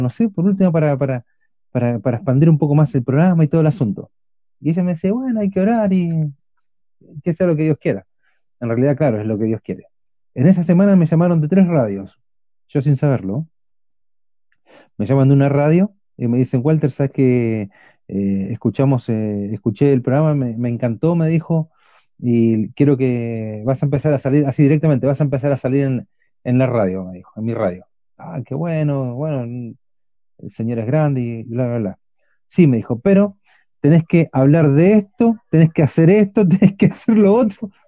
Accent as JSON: {"language": "Spanish", "region": "Buenos Aires", "country": "Argentina", "tie": "born or raised there", "accent": "Chilean", "moved": "yes", "lives_now": "Curicó, Chile", "said": "No somos chilenos, somos argentinos, los dos somos oriundos de Buenos Aires"}